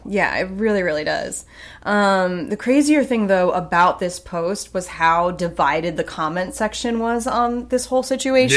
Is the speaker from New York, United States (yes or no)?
yes; the Hamptons, New York, United States; moved away; I grew up in the Hamptons, again, not the rich.